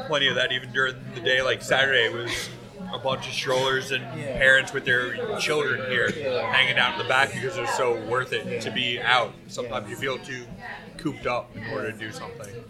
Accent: Long Island, New York, United States; I'm from Long Island

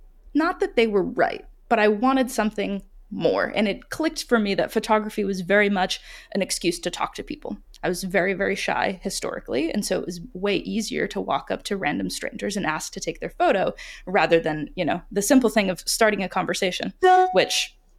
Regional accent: Rhode Island, United States; growing up in Rhode Island, a lot of kids were going to Brown. They were going to Yale.

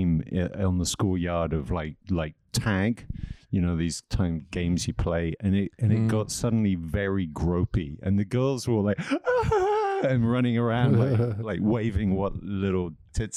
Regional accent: England, United Kingdom; also born or lived in Wiesbaden, Germany; I was born in Wiesbaden in Germany. And then my mom took us back to England

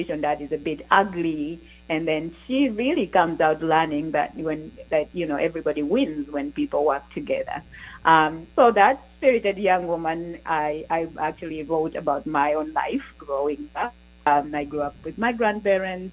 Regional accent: Uganda; the Jewish community of Uganda and my own story

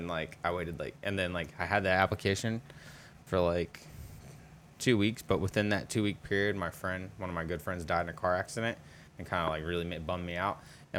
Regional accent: India; Yeah, I'm Indian.

